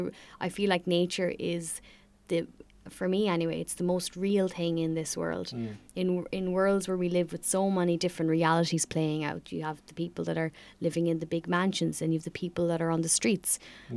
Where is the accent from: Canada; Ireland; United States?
Ireland